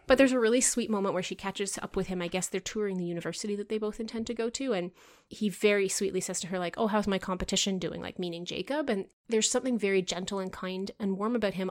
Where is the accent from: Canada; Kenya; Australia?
Canada